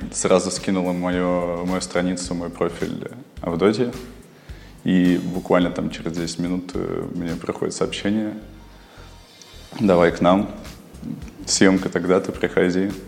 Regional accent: Kyrgyzstan; now in Russia; я родился в Киргизии и приехал в Россию нелегалом

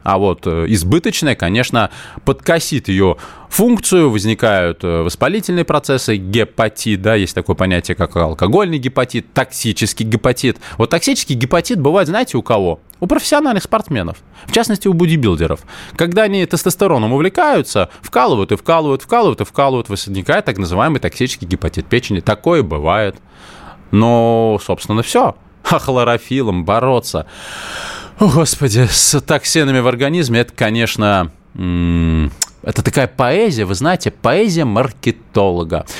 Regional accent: Moscow, Russia; я коренной москвич

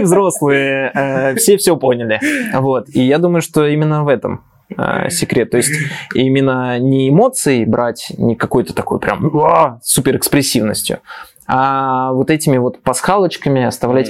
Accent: Moscow, Russia; я же москвич

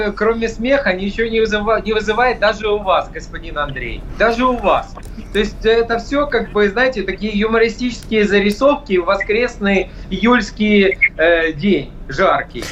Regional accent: Ukraine; я как законопослушный гражданин нахожусь у себя на родине

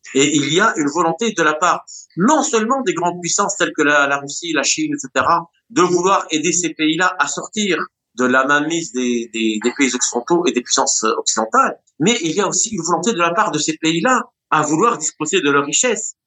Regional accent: Tunisia; moi, tunisien

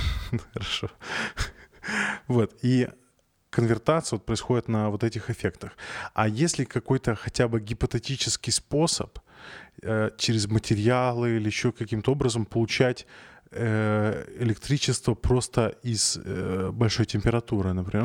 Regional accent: Arkhangelsk, Arkhangelsk Oblast, Russia; moved away; я из Архангельска.

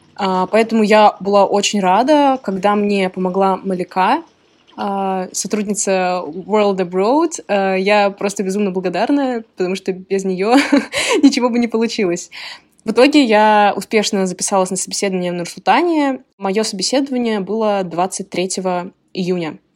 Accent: Moscow, Russia; moved away as an adult; now in Illinois, United States; я из Москвы, из России, и сейчас я учусь в США

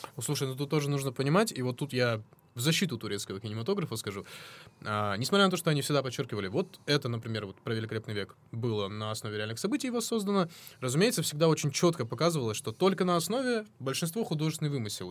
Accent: North Caucasus, Russia

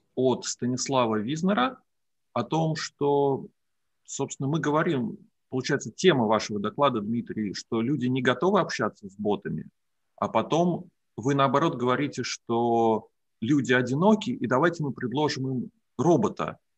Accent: Russia; first language Russian; Мы родились в России, мы как native Russian speakers

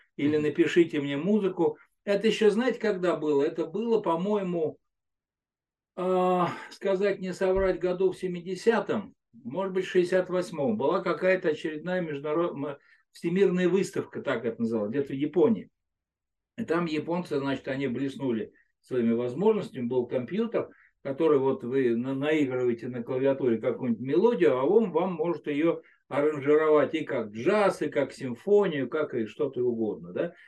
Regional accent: Moscow Oblast, Russia; я из Подмосковья

